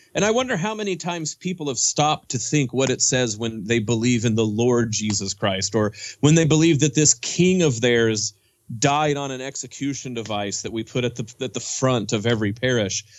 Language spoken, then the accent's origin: English; Oklahoma, United States; I grew up Southern Baptist in Oklahoma